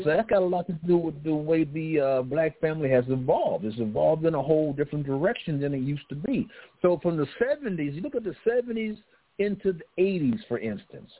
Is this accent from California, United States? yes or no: yes; Los Angeles, California, United States; I grew up in South Central around that area